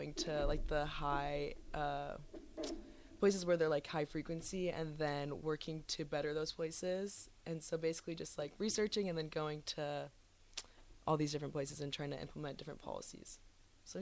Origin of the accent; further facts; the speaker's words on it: Waverly, Nebraska, United States; I'm from Waverly, Nebraska.